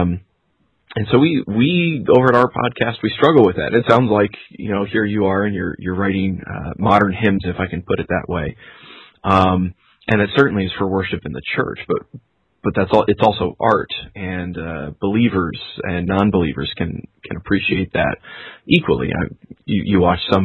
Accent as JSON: {"language": "English", "region": "New York", "country": "United States", "said": "I'm from New York"}